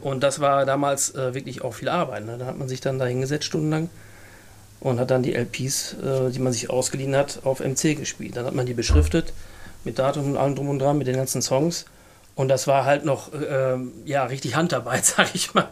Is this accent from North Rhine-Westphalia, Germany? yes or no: yes; Fredeburg, North Rhine-Westphalia, Germany; gebürtiger Fredeburger